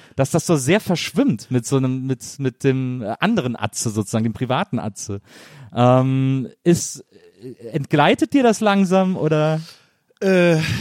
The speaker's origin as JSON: {"language": "German", "town": "Wesseling", "region": "North Rhine-Westphalia", "country": "Germany", "said": "Ich komme aus Wesseling, zwischen Köln und Bonn."}